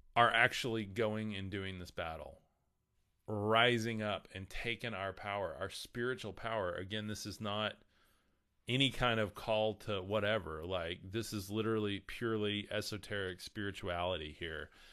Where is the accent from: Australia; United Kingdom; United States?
United States; the Bible Belt; We are in the middle of the Bible Belt here.